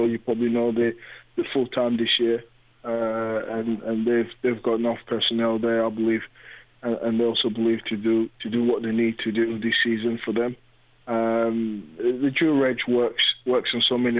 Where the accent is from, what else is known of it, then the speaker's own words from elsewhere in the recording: London, United Kingdom; I live in North London. I'm a North London. You know, I grew up in North London. I know the area inside out. I'm local